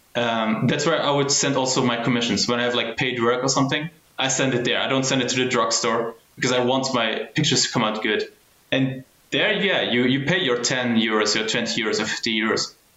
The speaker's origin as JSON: {"language": "English", "country": "Germany", "tie": "born or raised there", "said": "I was born and raised in Germany"}